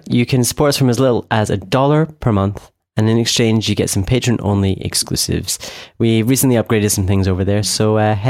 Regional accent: Scotland, United Kingdom; from Scotland

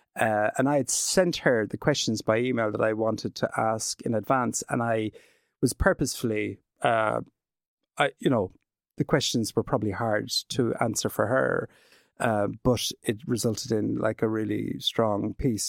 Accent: Glenbeigh, Munster, Ireland; also born or lived in Western Australia / United Kingdom; I'm from Glenbeigh in County Kerry.

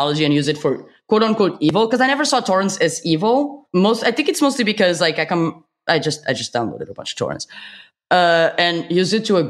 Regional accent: Portugal; I'm from Portugal.

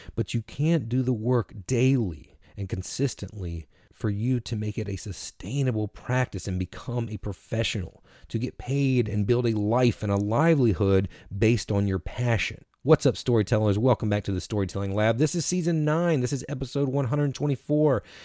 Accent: Washington, North Carolina, United States; now in Durham, United States; I'm originally from Little Washington

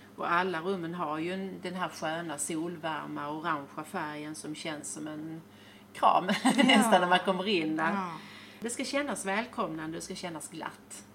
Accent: Sweden; moved away as an adult; now in Spain; jag saknar Sverige, för det är ju där jag är född

